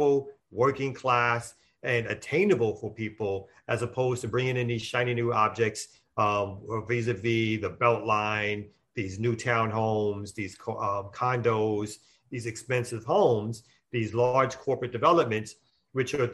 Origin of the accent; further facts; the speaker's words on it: New York City, New York, United States; I'm originally from Brooklyn, New York